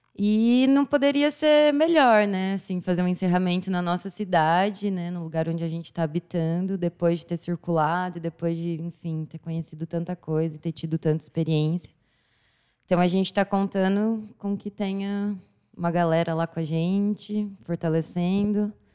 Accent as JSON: {"language": "Portuguese", "town": "Assis", "region": "São Paulo", "country": "Brazil", "said": "sou daqui de Assis mesmo"}